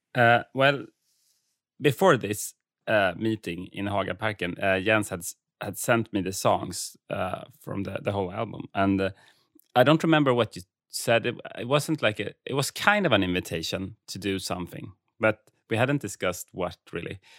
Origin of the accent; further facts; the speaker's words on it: Färingsö, outside Stockholm, Stockholm County, Sweden; Färingsö actually, eh, and that's the island where I grew up outside of Stockholm